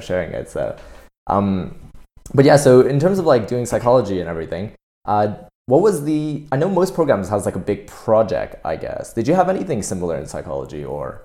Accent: Canada; now in United Kingdom; I'm Canadian

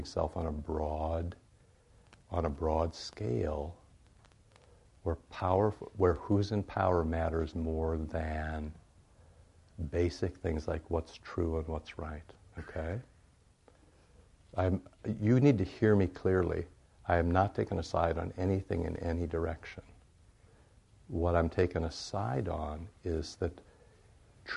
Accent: Iowa, United States; I grew up in Iowa, more pigs than people

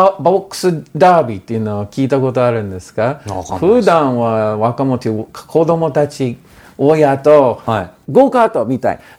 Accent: Portland, Oregon, United States; Japanese is a second language; 自分のあ私ポートラン生まれ育ち19で大学行ってほんで2年生は日本まあ高校時代はもう日本語を勉強していたんですよ

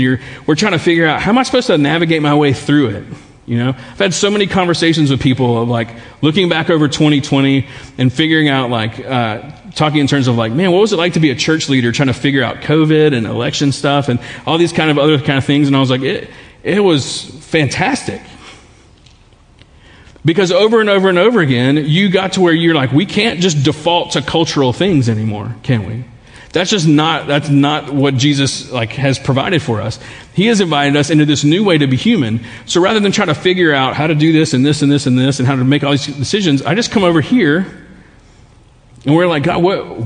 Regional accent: Baton Rouge, Louisiana, United States; growing up in Baton Rouge, living in Baton Rouge, there are some things about life here that also become defaults for us sometimes.

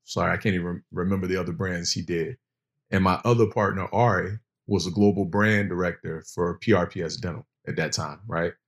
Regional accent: Virginia Beach, Virginia, United States; I'm originally from Virginia Beach, Virginia

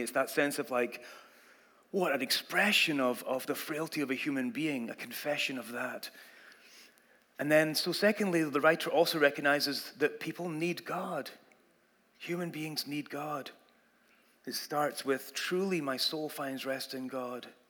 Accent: Scotland, United Kingdom; moved away as an adult; now in United States; I grew up in Scotland and that was the language you learned

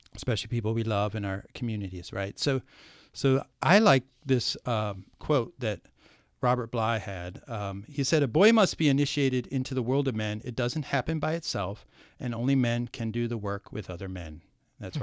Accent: Ohio, United States; moved away; also born or lived in New York City; I escaped the cornfields of Ohio, uh-huh. right? but I was born in the cornfields mm-hmm. nearby.

